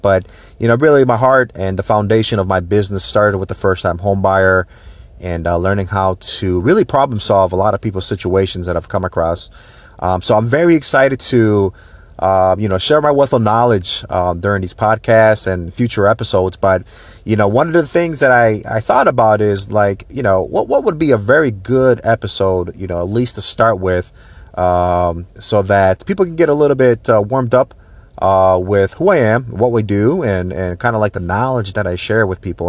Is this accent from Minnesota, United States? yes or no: yes; Minneapolis, Minnesota, United States; moved away as an adult; now in Tampa Bay, United States; I was, uh, born and raised in the Saint Paul, Minneapolis, uh, Minnesota area.